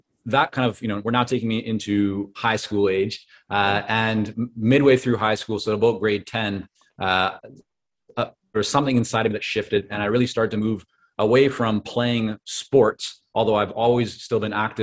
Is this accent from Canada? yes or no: yes; Vancouver, British Columbia, Canada; English is a second language; also born or lived in Toronto, Canada / Israel; I was born in Toronto, and at 2 years of age, my parents took my sister and I and moved us over to Israel. And so I grew up in Israel for about 4.5 years, came back to Canada, but this time to Vancouver